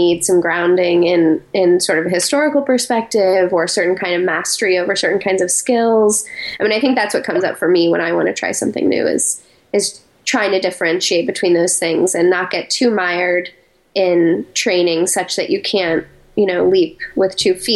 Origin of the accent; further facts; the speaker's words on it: Colorado Springs, Colorado, United States; moved away as an adult; also born or lived in New York City; I grew up in Colorado Springs, Colorado.